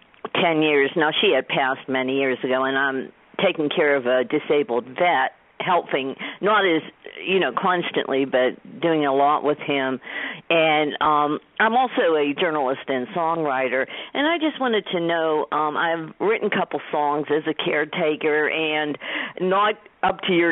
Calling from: Pittsburgh, Pennsylvania, United States; I'm calling from Pittsburgh, Pennsylvania

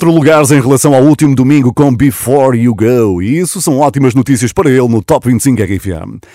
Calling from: Brazil; sou aqui do Brasil e durante

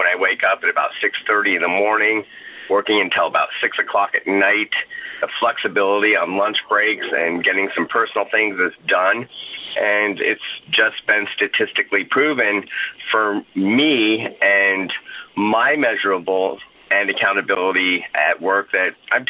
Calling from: Phoenix, Arizona, United States; I'm from Phoenix.

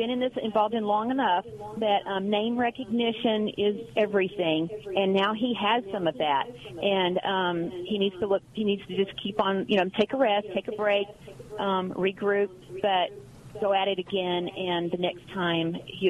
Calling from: Fredericksburg, Texas, United States; I was just calling from Fredericksburg because I wanted to tell Brandon.

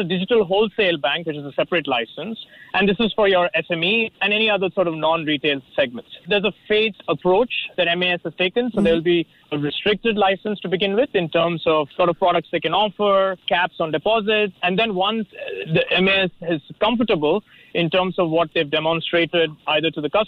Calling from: Manila, Metro Manila, Philippines; I'm joining from Manila.

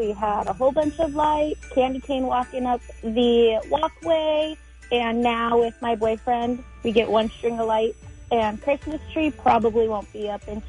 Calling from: La Habra, California, United States; I am calling from La Habra.

